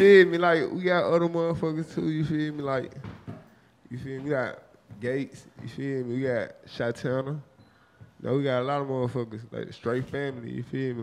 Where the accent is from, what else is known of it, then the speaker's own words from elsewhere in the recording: Memphis, Tennessee, United States; I'm from the bottom of Memphis, the trenches where the woods at, where the swamp and everything at, man. Westwood.